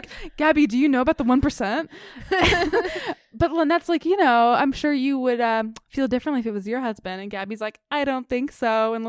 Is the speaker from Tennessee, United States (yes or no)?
yes; Bartlett, Tennessee, United States; I used to live next door to a bowling alley in Bartlett, Tennessee, a little suburb that I grew up in Memphis.